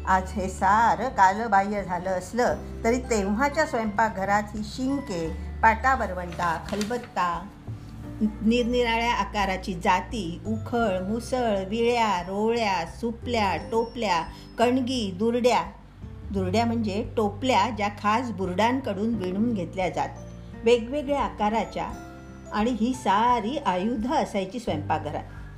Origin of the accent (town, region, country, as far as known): Arvi, Maharashtra, India; born or raised there